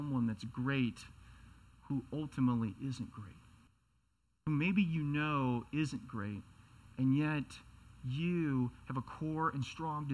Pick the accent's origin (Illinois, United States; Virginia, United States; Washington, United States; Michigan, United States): Washington, United States; Seattle; I come from Seattle